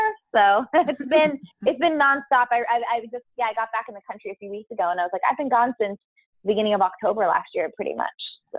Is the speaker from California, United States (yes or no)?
yes; San Diego, California, United States; I grew up in San Diego, California